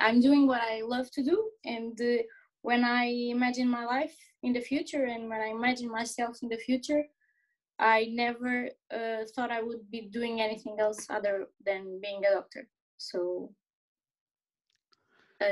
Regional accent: Portalegre, Alentejo, Portugal; moved away as an adult; also born or lived in Porto, Portugal; now in Lisbon, Portugal; I grew up in Porto Alegre, in Portugal, a very small town in the Alentejo

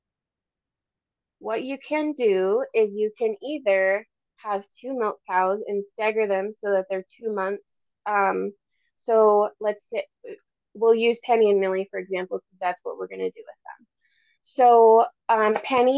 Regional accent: Minnesota, United States; now in Alaska, United States; I grew up in Minnesota in conventional lower 48 dairies

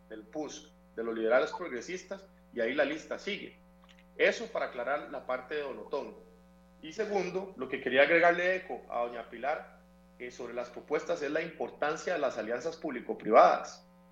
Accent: Costa Rica

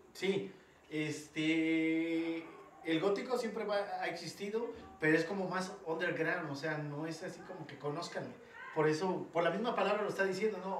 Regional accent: Mexico; nosotros los mexicanos

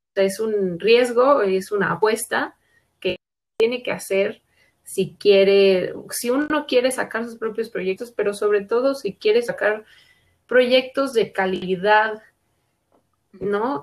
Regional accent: Mexico; como artistas mexicanas

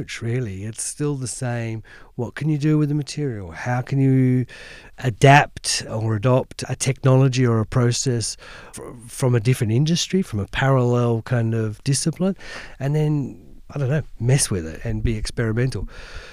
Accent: Hobart, Tasmania, Australia; now in London, United Kingdom; I grew up in Hobart in the city

